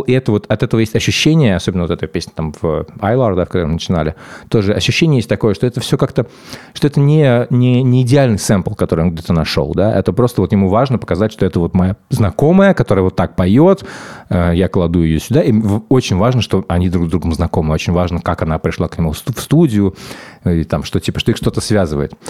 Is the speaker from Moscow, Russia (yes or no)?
yes; Moscow, Russia; когда я рос в Москве